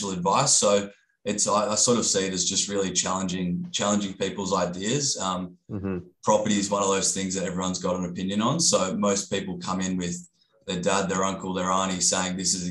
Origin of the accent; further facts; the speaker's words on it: Gold Coast, Queensland, Australia; I grew up on the Gold Coast